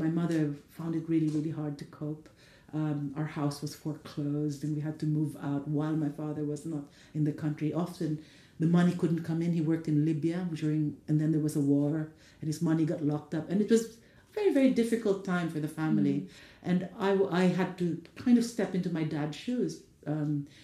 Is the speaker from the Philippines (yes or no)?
yes; Philippines; moved away as an adult; now in England, United Kingdom; growing up in the Philippines